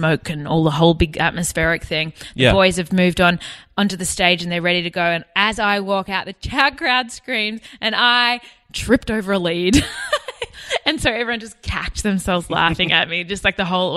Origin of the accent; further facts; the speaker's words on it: west of West Wyalong, Western New South Wales, Australia; I grew up on a farm in Western New South Wales, west of West Wylong, a place called Toolimba.